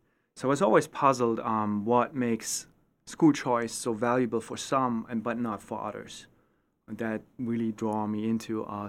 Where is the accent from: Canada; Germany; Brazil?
Germany; East Germany; English is a second language; moved away as an adult; now in United States; So I grew up in East Germany. When I was 11 years old, the wall came down, the reunification happened, and I was exposed to a choice system, which I used.